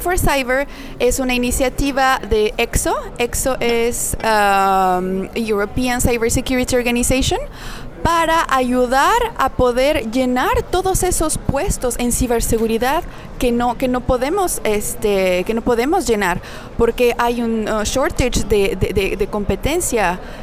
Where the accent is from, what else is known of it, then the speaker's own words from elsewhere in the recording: Mexico City, Mexico; moved away as an adult; also born or lived in Paris, France / Amsterdam, Netherlands; now in France; nací en el DF y bueno, toda mi vida estuve en México